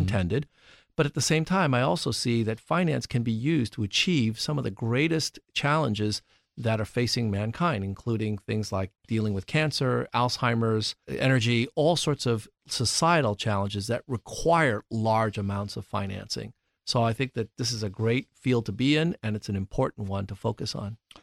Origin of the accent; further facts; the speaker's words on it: New York City, New York, United States; moved away; I grew up in New York City